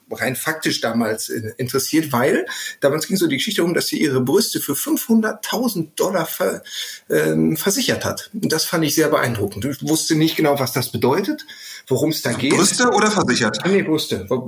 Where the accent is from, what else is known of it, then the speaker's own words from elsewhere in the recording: North Rhine-Westphalia, Germany; ich komme jetzt aus dem Ruhrpott, das war ja durchaus etwas prolliger, hatte sowas. Deswegen bin ich damit groß geworden.